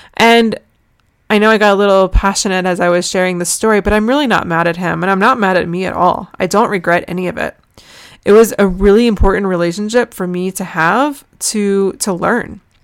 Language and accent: English; United States; also born or lived in Jerusalem; I'm American